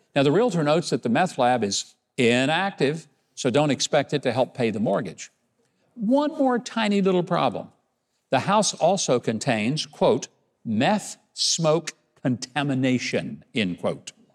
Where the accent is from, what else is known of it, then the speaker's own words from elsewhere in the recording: Arkansas, United States; my home state of Arkansas